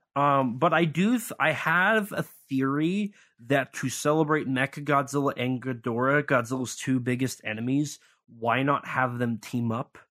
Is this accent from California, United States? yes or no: no; Missouri, United States; he's from my home state